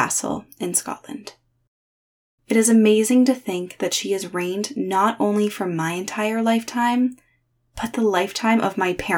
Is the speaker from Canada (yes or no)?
yes; Parry Sound, Ontario, Canada; my hometown of Parry Sound